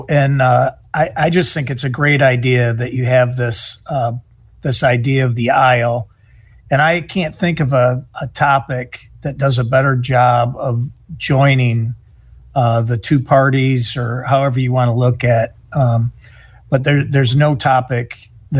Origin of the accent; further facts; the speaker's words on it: Michigan, United States; But I grew up in Michigan. I'm a Midwestern